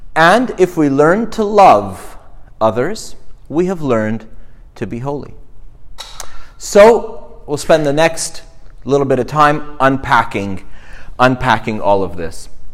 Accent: Montreal, Quebec, Canada; moved away; I grew up in Montreal

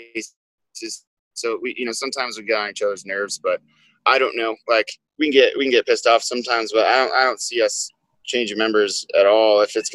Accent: Texas, United States; Of course, I'm from Texas.

